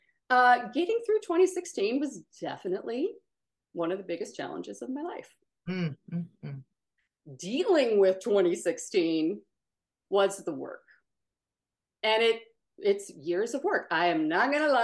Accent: Omaha, Nebraska, United States; moved away as an adult; also born or lived in Dallas, Texas; I grew up in Omaha. I went to Dallas for school. I consider both of them my home because most of my people are in both.

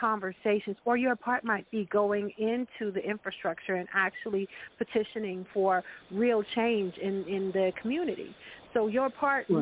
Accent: Tulsa, Oklahoma, United States; moved away; I grew up in Tulsa

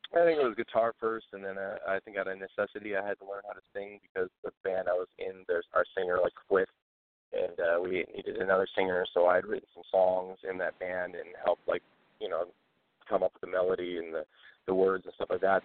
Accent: Port Huron, Michigan, United States; moved away as an adult; also born or lived in Texas / Detroit, Michigan; I was born in Port Huron, Michigan, which is about 45 minutes north of Detroit.

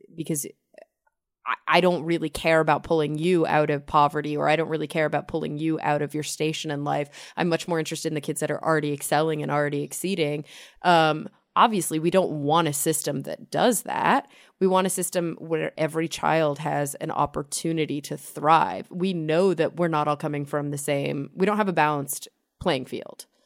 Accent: Texas, United States; I grew up in in Texas in the suburbs

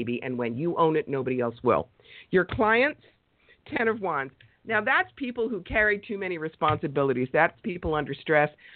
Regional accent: New York, United States; I'm a New Yorker and I talk fast

